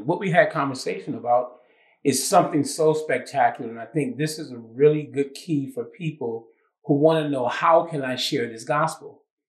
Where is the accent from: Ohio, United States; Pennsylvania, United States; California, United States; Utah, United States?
Ohio, United States; Cleveland; moved away as an adult; also born or lived in Tiffin, Ohio / Michigan; I started off born and raised in Cleveland, Ohio.